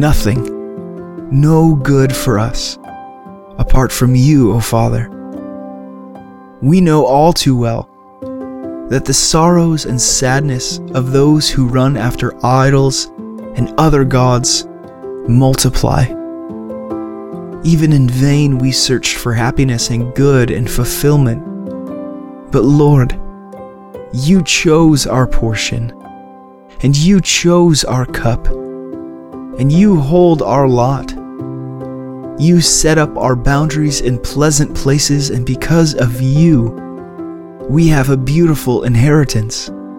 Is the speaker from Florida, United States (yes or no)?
no; Cleveland, Ohio, United States; moved away as an adult; also born or lived in Louisville, Kentucky; I grew up in Cleveland, Ohio, and my wife and I moved away about 5 years ago